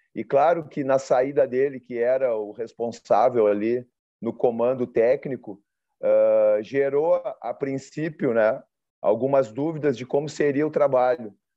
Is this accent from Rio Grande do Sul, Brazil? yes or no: yes; Porto Alegre, Rio Grande do Sul, Brazil; eu sou oriundo de Porto Alegre